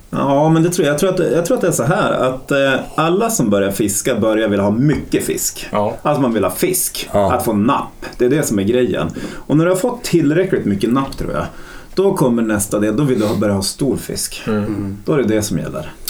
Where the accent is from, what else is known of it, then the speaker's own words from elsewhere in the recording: Norrland, Sweden; som norrlänningar. Att vi sticker väl ut som norrlänningar